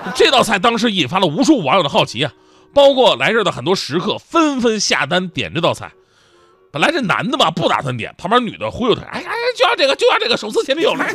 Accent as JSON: {"language": "Chinese", "region": "Northeast China", "country": "China", "said": "我是东北人"}